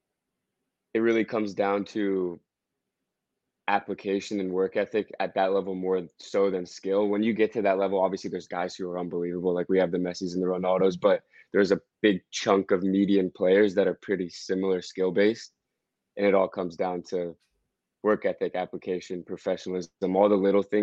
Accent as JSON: {"language": "English", "town": "Washington", "region": "District of Columbia", "country": "United States", "tie": "born or raised there", "moved": "as an adult", "lives_now": "Greenville, United States", "said": "I'm from DC, and to be able to sign my hometown team"}